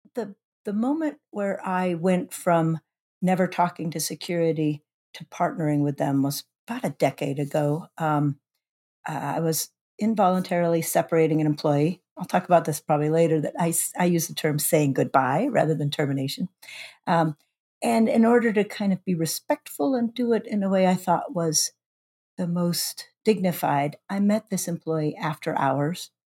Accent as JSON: {"language": "English", "town": "Shoreline", "region": "Washington", "country": "United States", "tie": "born or raised there", "said": "now I'm the H R Director for the City of Shoreline, my hometown"}